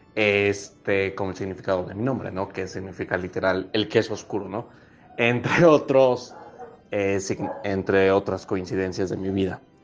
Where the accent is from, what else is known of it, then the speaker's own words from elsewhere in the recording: Mexico; como todo mexicano